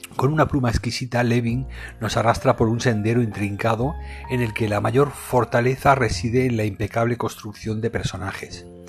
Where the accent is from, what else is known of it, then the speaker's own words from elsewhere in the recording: Spain; aquí en mi país, en España